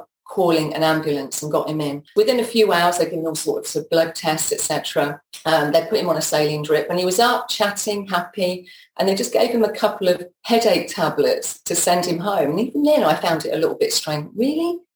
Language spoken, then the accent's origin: English; Peterborough, East of England, United Kingdom; moved away as an adult; also born or lived in London; I grew up in Peterborough